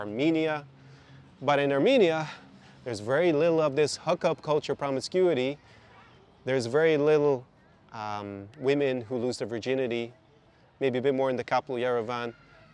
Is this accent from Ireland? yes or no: yes; Ireland; now in Ukraine; my home country, Ireland